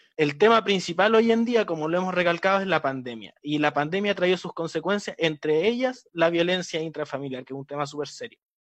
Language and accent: Spanish; Antofagasta, Chile; moved away; Antofagasta, mi ciudad natal